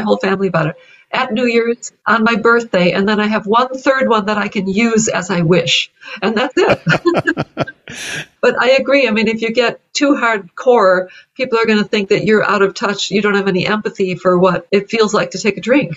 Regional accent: Evanston, Illinois, United States; a museum in my hometown here, Evanston, Illinois

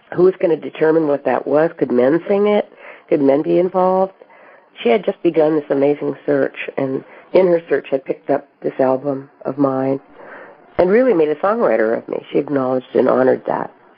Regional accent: Colorado, United States; as a child growing up in Colorado

